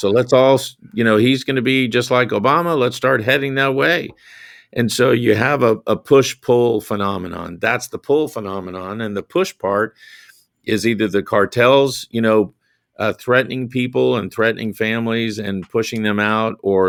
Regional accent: South Carolina, United States; I have to deal with the Grand Dragon of the Ku Klux Klan in my home state of South Carolina.

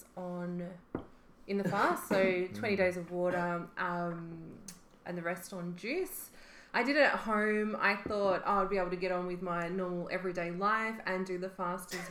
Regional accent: Mornington Peninsula, Victoria, Australia; I grew up on the Mornington Peninsula, lived out there on 3/4 of an acre with my mum

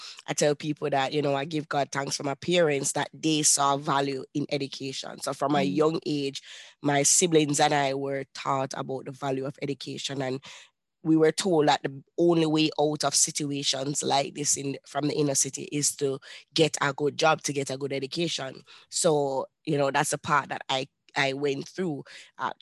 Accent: Kingston, Jamaica; I was born and raised in Kingston, Jamaica

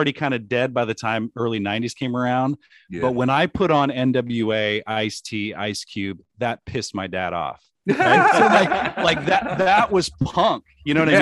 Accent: Columbus, Nebraska, United States; also born or lived in Ord, Nebraska / Los Angeles; now in Lincoln, United States; small town, Nebraska, growing up, like Columbus, and then Ord and then Lincoln for college.

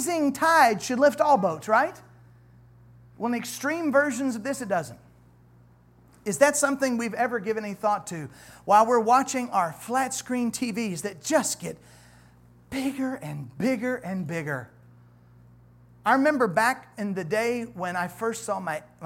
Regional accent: United States; I'm an American

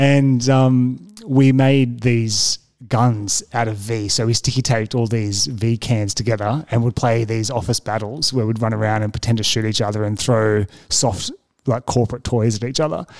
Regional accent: Windsor, New South Wales, Australia; also born or lived in Marrickville, Sydney; I spent most of my formative years out in Windsor

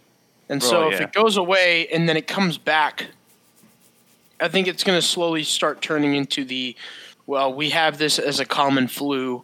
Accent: Seattle, Washington, United States; I'm from Seattle and I love Seattle.

